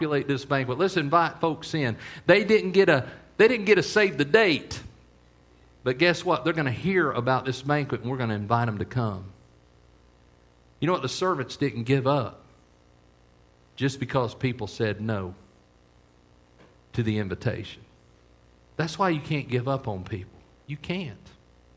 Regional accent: United States; I'm an American.

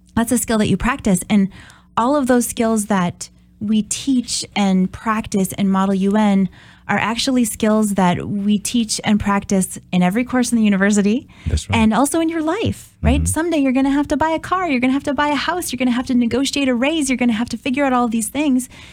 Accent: Brainerd, Minnesota, United States; now in Oshkosh, United States; I'm originally from Brainerd, Minnesota

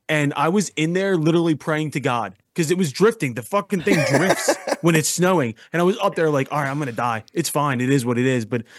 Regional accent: Philadelphia, Pennsylvania, United States; I'm from Philadelphia.

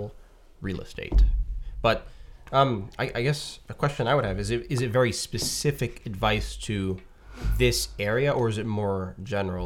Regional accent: Barrie, Ontario, Canada; moved away as an adult; now in Niagara region, Canada; I come from Barrie

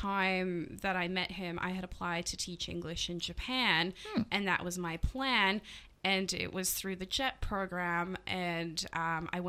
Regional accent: Edmonton, Alberta, Canada; moved away as an adult; also born or lived in Tasmania, Australia; now in Australia; my hometown in Edmonton.

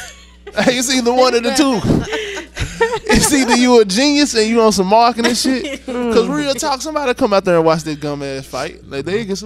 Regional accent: Memphis, Tennessee, United States; also born or lived in Jacksonville, Florida; now in New York, United States; I went to Memphis like as soon as I was born

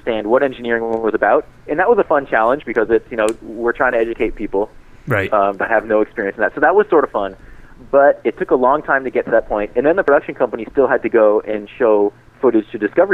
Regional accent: Boston, Massachusetts, United States; we're both from the East Coast. You know, I'm from Boston

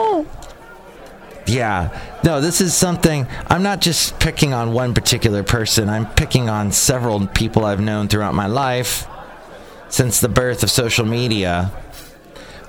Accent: United States

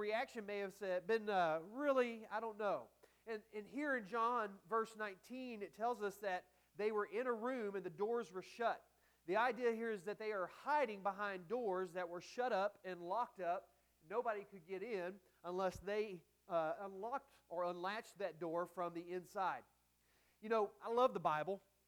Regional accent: Texas, United States; I'm from Texas

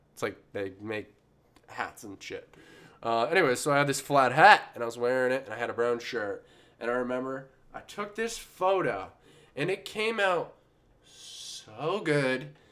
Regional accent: Maine, United States; I grew up near the woods, you know, like a lot of people in Maine

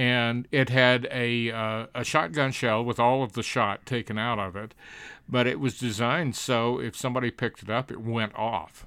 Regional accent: Alabama, United States; born or raised there

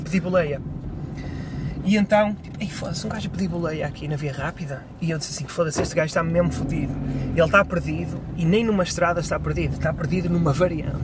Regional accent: Vila Nova de Gaia, Norte, Portugal; aqui na minha terra

